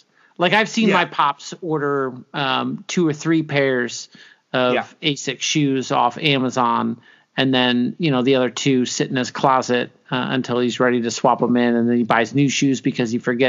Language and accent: English; South Africa; South African.